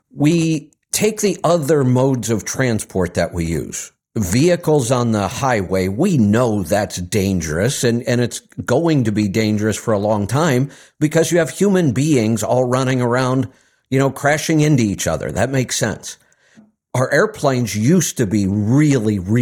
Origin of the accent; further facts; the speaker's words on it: Cleveland, Ohio, United States; moved away; my hometown, one of the suburbs of Cleveland